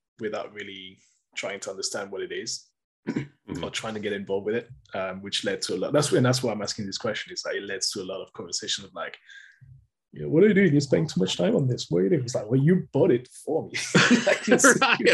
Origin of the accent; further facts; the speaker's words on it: France; I grew up in France